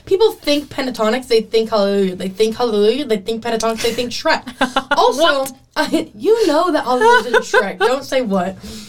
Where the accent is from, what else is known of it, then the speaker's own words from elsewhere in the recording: Atlantic, Iowa, United States; my hometown, Atlantic, Iowa.